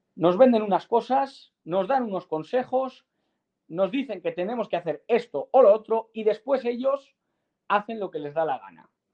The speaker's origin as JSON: {"language": "Spanish", "town": "Salamanca", "region": "Castile and León", "country": "Spain", "said": "soy salmantino"}